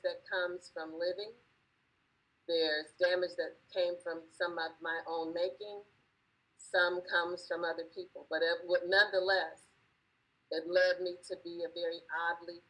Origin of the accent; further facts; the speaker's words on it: Los Angeles, California, United States; moved away; also born or lived in Gulf Coast / East Coast; Growing up in Los Angeles, in the time of Sunset Strip and Hollywood and Vine